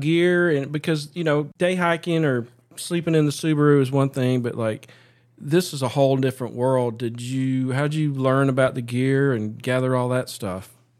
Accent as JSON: {"language": "English", "region": "Appalachia", "country": "United States", "tie": "born or raised there", "said": "I grew up here"}